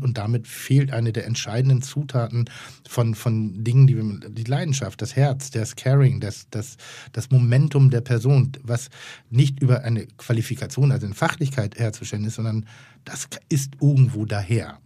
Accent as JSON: {"language": "German", "town": "Pinneberg", "region": "Schleswig-Holstein", "country": "Germany", "tie": "born or raised there", "said": "Ich komme aus Schleswig-Holstein. Ich bin ein Bau, äh, Baumschulenjunge in Anführungszeichen"}